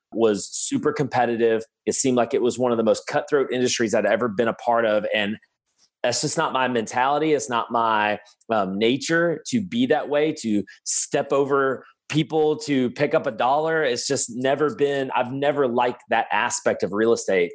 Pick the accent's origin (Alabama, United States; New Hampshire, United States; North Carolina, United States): Alabama, United States; Birmingham; I'm from Birmingham, Alabama